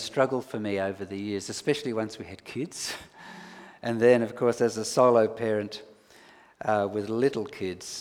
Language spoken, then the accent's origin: English; Sydney, New South Wales, Australia; moved away as an adult; also born or lived in Alice Springs / Canberra; I grew up in Middle Cove and I was a member of St. John's over there at East Willoughby